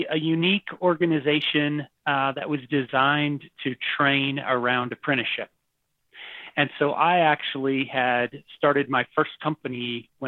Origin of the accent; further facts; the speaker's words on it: Taiwan; also born or lived in Texas; Um, I was born in Taiwan. Oh wow! My parents were missionaries, and I grew up there for several years, and then ended up in Texas.